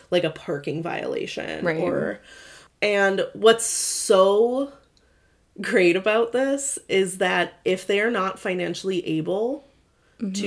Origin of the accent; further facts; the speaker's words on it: Michigan, United States; now in Oregon, United States; I'm from Michigan